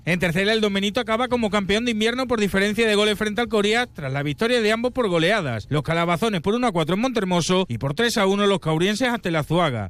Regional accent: Extremadura, Spain; los trenes de mi tierra

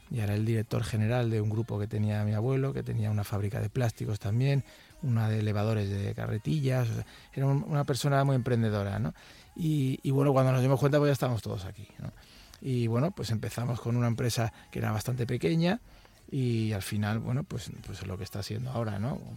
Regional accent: Madrid, Community of Madrid, Spain; Efectivamente, nosotros venimos de Madrid y nosotros le vendimos una empresa que hizo mi abuelo

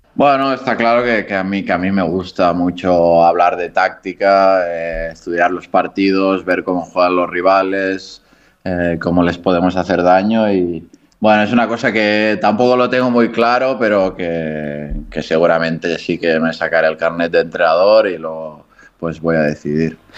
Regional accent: Barcelona, Catalonia, Spain; moved away as an adult; also born or lived in Japan / Granada; now in Andorra; cerca de, de Barcelona, que es de donde soy

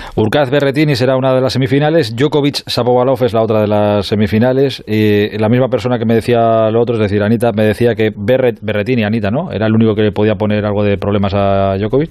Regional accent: Spain; como españoles y compatriotas de Rafa Nadal

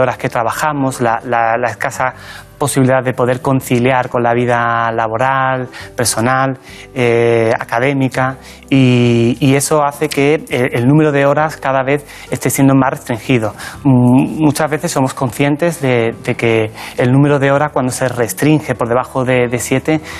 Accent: La Barca de la Florida, Andalusia, Spain; moved away as an adult; now in Madrid, Spain; Yo nací en un pueblecito pequeño de la provincia de Cádiz que se llama La Barca de la Florida

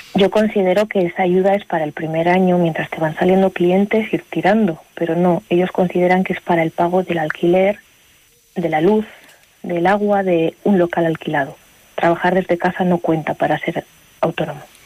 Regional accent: Aguilar de Campoo, Castile and León, Spain; moved away as an adult; also born or lived in Ireland; yo soy de Aguilar, hay que decir que soy de Aguilar

